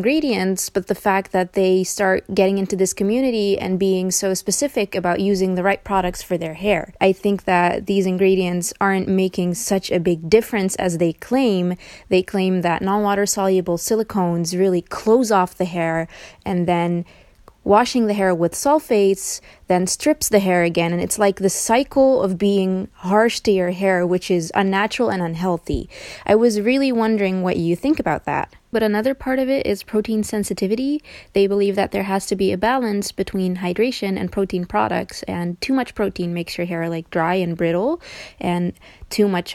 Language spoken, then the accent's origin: English; Netherlands; I'm from the Netherlands